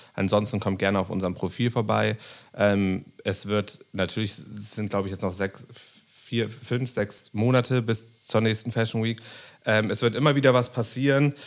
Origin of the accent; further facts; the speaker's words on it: Bremen, Germany; now in Berlin, Germany; Ich bin damals nach ähm, Berlin gekommen, ich komme aus Bremen